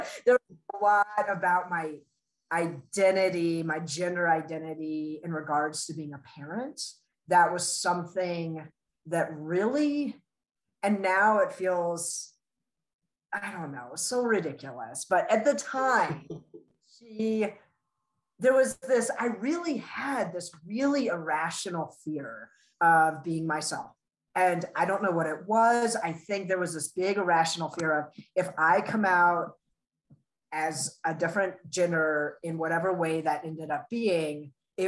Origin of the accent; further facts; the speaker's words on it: Colorado, United States; also born or lived in Russia / Virginia; when I was 8, we moved to Colorado. So I pretty much say I'm from Colorado